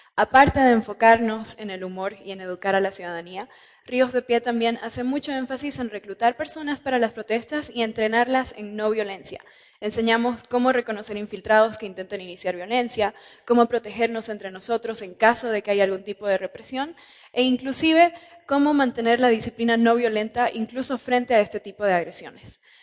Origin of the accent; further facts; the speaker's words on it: Sucre, Chuquisaca, Bolivia; Sucre, la capital de Bolivia, donde yo nací